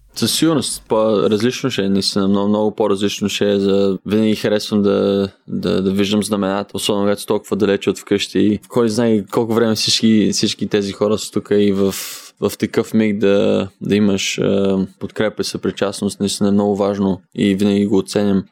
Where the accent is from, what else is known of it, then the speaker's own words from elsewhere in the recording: Haskovo, Haskovo Province, Bulgaria; moved away; Аз съм от Хасково, България